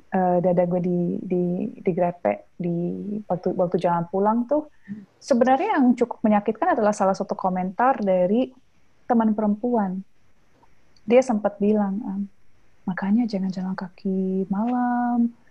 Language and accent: Indonesian; South Sulawesi, Indonesia; Oh, saya Bugis. In, in budaya Bugis aja kan ada lima gender gitu.